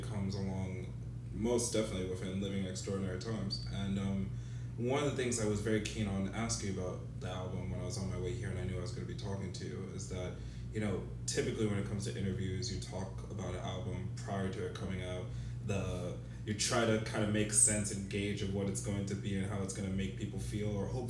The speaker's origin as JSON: {"language": "English", "country": "United States", "said": "being an American"}